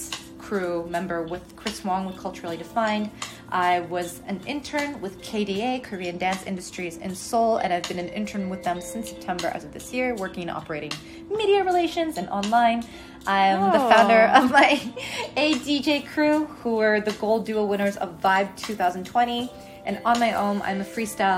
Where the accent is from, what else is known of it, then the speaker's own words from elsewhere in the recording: Moscow, Russia; now in Vancouver, Canada; I am originally from Moscow, Russia